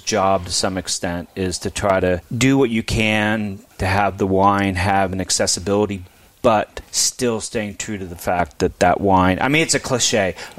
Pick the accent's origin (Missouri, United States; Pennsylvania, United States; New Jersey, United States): Pennsylvania, United States; also born or lived in upstate New York